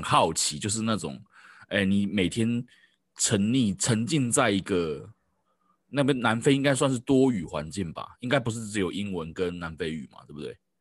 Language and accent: Chinese; Taoyuan, Taiwan; 我是桃园人